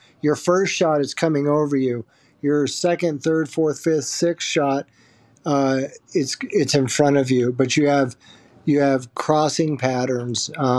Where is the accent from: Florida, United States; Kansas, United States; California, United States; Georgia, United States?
Kansas, United States; Lawrence; now in Broomfield, United States; I am from Broomfield, Colorado. That's where I'm living. Originally from Lawrence, Kansas.